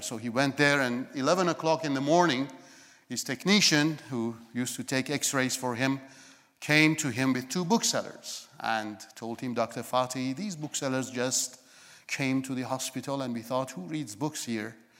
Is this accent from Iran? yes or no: yes; Iran; moved away; I was born in Iran